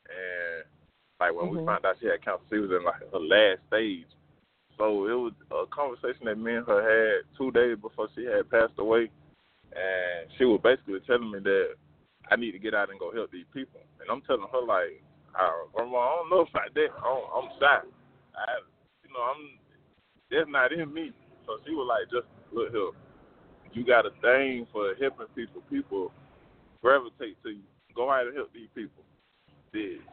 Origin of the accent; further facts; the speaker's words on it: Griffin, Georgia, United States; I'm from Griffin